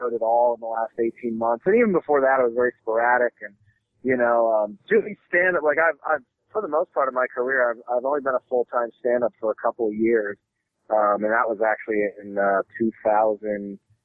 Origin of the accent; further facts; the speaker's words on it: Philadelphia, Pennsylvania, United States; moved away as an adult; now in Los Angeles, United States; I grew up in South Philly